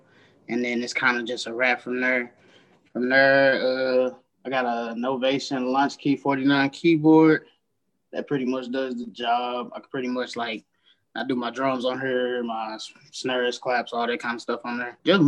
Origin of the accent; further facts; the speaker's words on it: St. Louis, Missouri, United States; I'm from St. Louis, Missouri, born and raised. Spent some time away during college for about like 4 or 5 years. Came back home.